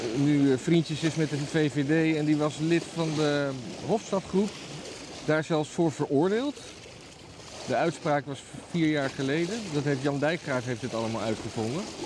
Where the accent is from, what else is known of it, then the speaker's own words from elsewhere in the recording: Netherlands; als Nederlanders